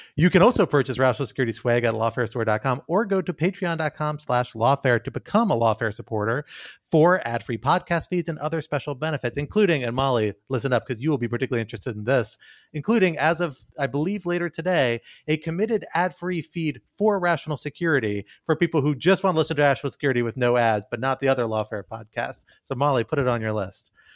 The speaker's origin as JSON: {"language": "English", "town": "Washington", "region": "District of Columbia", "country": "United States", "tie": "born or raised there", "said": "my hometown, just a ten minute drive from my house"}